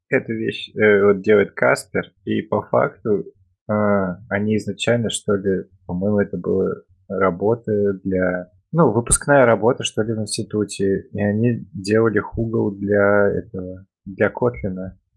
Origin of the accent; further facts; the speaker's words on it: Kazan, Tatarstan, Russia; И также всем пока от … из Казани.